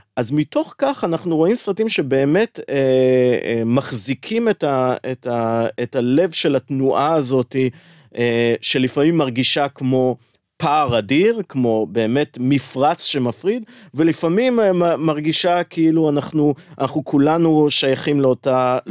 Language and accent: Hebrew; Tel Aviv, Tel Aviv District, Israel; כשאני גדלתי בתל אביב